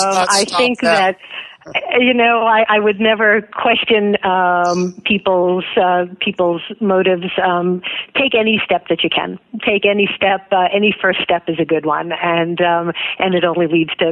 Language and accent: English; United States; I was born in America